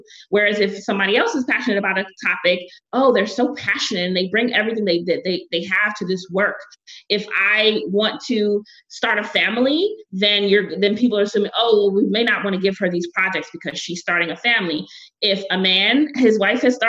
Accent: New York City, New York, United States; I'm from Brooklyn, I'm not French

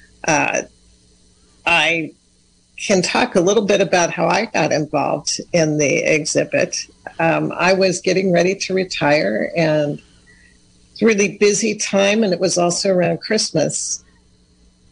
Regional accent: Sonoma County, California, United States; also born or lived in Ukiah, California; I'm actually from Sonoma County, so Dry Creek Pomo and Coast Miwok

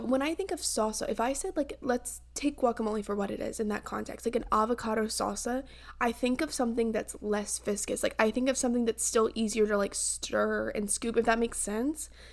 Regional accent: the South, United States; I grew up in the South

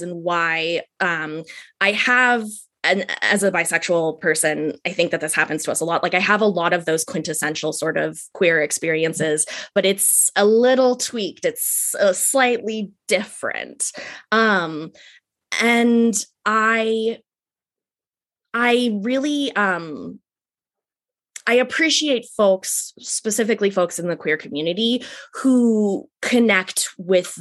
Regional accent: Ojai, California, United States; moved away as an adult; also born or lived in San Francisco Bay Area, California; It's Ojai, California

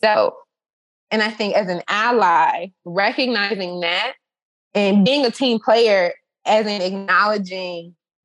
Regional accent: Chicago, Illinois, United States; in Chicago, my hometown

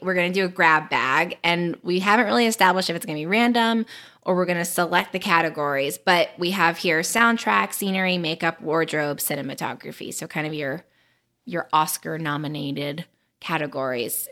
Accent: North Carolina, United States; I am from North Carolina in the United States of America.

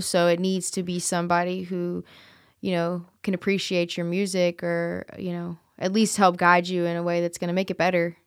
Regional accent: New Orleans, Louisiana, United States; now in Memphis, United States; I'm originally from New Orleans, and I've always, you know, had ties there, a lot, tons of family there

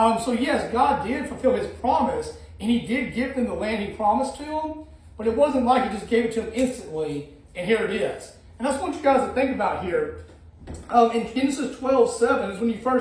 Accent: Alabama, United States; moved away as an adult; also born or lived in Illinois; I grew up my whole life in Alabama

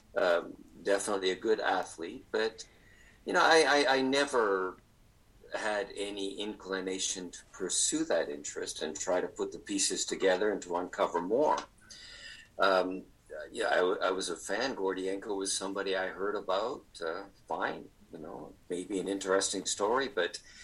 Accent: Canada; I grew up in Canada

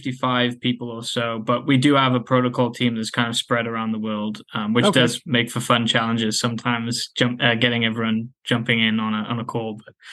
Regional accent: Wales, United Kingdom; From Wales in the UK.

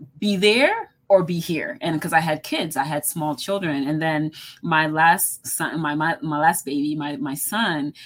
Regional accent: Boston, Massachusetts, United States; now in Washington, D.C., United States; I grew up in Boston

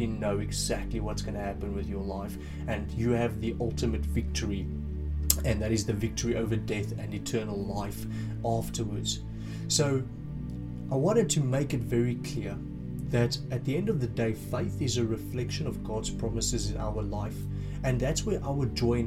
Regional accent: South Africa; now in United Kingdom; I'm originally from South Africa, I've moved here and since then stayed in the UK

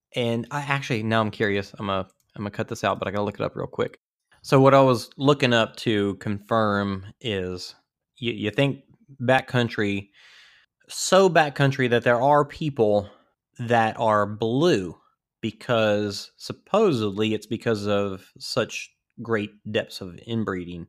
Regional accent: Louisiana, United States; I'm from Louisiana

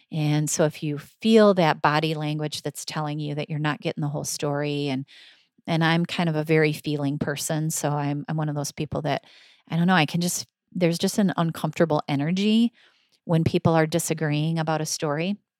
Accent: Michigan, United States; I'm from Michigan

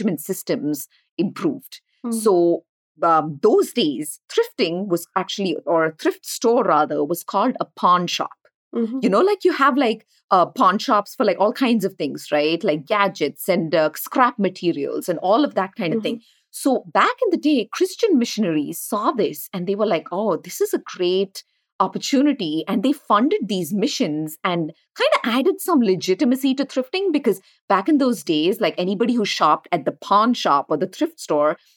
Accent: India; moved away as an adult; now in United States; we grew up in India

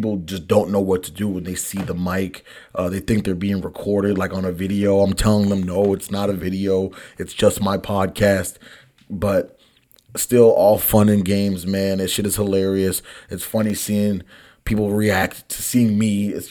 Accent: Boston, Massachusetts, United States; I'm from Boston

